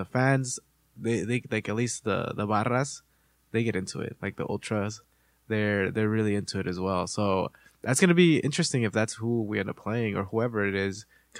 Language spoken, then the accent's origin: English; Los Angeles, California, United States; also born or lived in Panorama City; That's where I was born. Panorama. Really? And I grew up in Canoga, though.